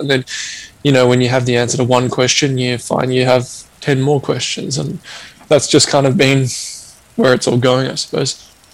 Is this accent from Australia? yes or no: yes; Australia; growing up in Australia